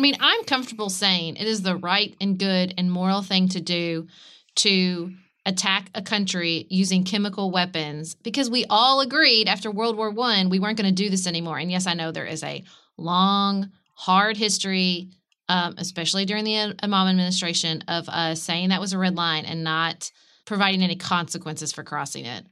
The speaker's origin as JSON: {"language": "English", "country": "United States", "said": "as an American"}